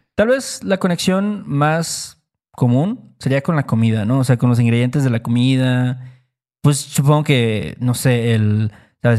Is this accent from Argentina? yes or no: no; Mexico; nosotros como mexicanos